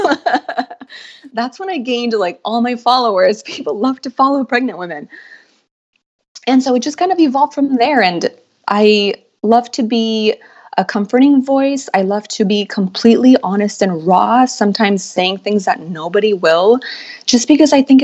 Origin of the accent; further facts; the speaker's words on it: Los Angeles, California, United States; I was born and raised in Los Angeles.